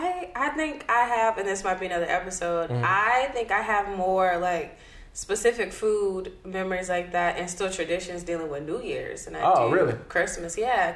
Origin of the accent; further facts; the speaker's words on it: Charleston, South Carolina, United States; moved away; I'm originally from Charleston